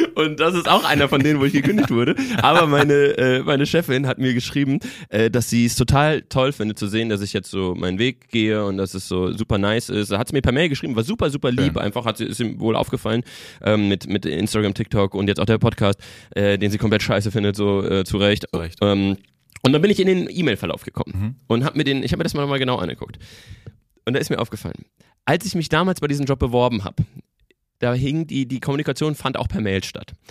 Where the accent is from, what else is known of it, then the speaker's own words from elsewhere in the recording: the Frankfurt region, Hesse, Germany; ich bin ja äh, ähm, gebürtig aus der Region, äh, lange in, in Frankfurt gewohnt